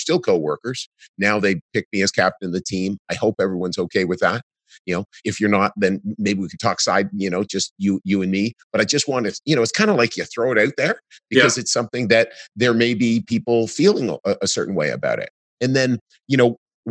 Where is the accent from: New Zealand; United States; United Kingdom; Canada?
Canada; in Canada, it feels great being Canadian